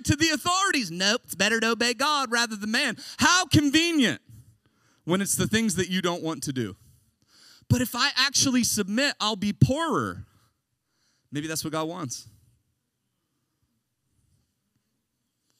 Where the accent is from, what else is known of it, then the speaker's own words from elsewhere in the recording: United States; I'm an American